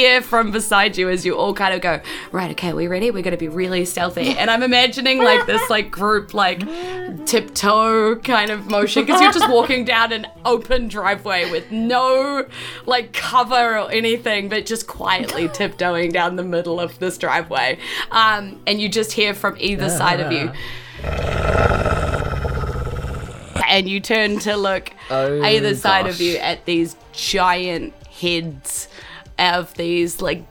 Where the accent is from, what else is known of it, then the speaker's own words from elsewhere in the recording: New Zealand; we're a bunch of different Kiwi comedians from Whanganui Atara, that's Wellington down here